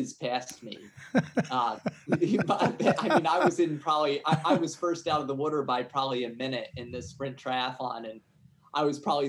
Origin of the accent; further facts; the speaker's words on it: New Jersey, United States; also born or lived in Boston; my hometown back in South Jersey